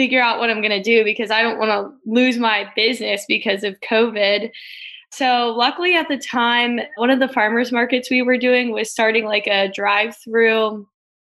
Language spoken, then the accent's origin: English; Virginia Beach, Virginia, United States; I was born and raised in Virginia Beach. I still live here now down at the oceanfront